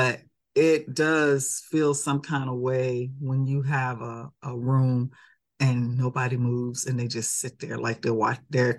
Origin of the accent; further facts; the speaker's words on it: Chicago, Illinois, United States; born there; because I was born in Chicago, that picture was taken at the House of Blues in Chicago.